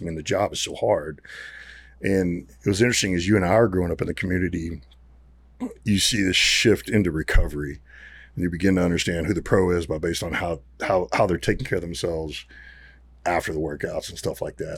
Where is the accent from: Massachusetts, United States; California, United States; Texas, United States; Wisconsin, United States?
Texas, United States; Garland; also born or lived in Arkansas; I grew up around here. I grew up in Garland, grew up in Arkansas